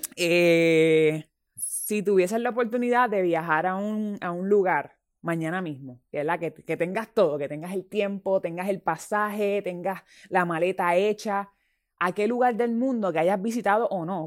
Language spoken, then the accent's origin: Spanish; Puerto Rico; mi gente, somos grandes, los puertorriqueños somos grandes.